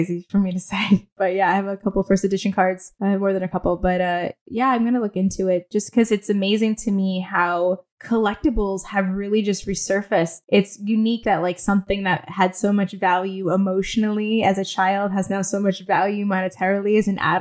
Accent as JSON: {"language": "English", "town": "Ridgefield", "region": "Connecticut", "country": "United States", "tie": "born or raised there", "also_born_or_lived": "Manhattan, New York", "said": "I was born in Manhattan, and then I like to say I was taken hostage and raised in Connecticut, but my parents decided to move to Connecticut."}